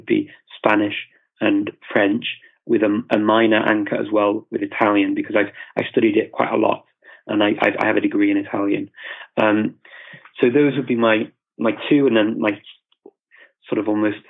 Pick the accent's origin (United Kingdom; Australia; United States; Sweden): United Kingdom; England; also born or lived in Macedonia / Indonesia; now in North Macedonia; saya dari English, I'm from England or the UK.